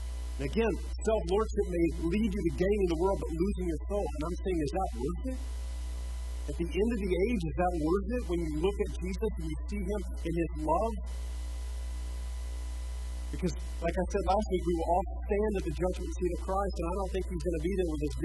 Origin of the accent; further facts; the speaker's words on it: United States; We're still American